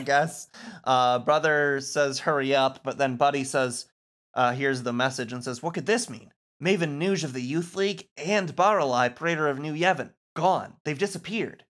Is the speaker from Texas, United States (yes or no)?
no; Muskegon, Michigan, United States; my hometown, Muskegon, at least one, Muskegon, Michigan